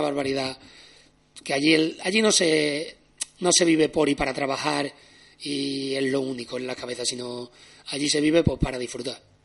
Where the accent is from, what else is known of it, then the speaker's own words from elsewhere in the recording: Seville, Andalusia, Spain; also born or lived in Australia; nací aquí en Sevilla